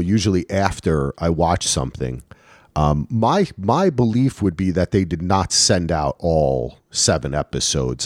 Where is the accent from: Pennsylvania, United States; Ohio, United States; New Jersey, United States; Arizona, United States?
New Jersey, United States; moved away; I am from New Jersey